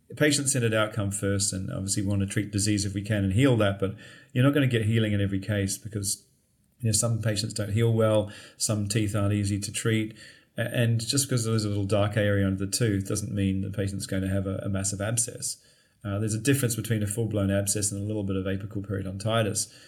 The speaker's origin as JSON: {"language": "English", "town": "Christchurch", "region": "Canterbury", "country": "New Zealand", "also_born_or_lived": "Dunedin, New Zealand / London, United Kingdom", "moved": "as an adult", "said": "I'm actually from New Zealand, Christchurch. I lived there"}